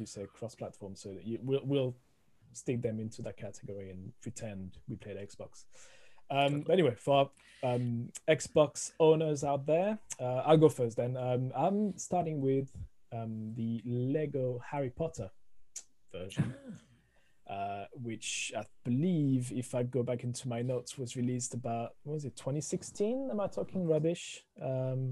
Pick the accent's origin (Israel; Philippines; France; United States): France; accent: French; English is a second language; moved away as an adult; now in United Kingdom; originally from France, as you can hear, the thick accent coming through the microphone